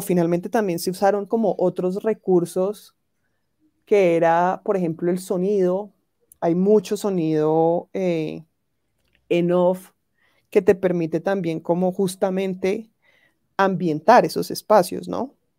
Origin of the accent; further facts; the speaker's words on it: Cali, Valle del Cauca, Colombia; also born or lived in France; yo soy de Cali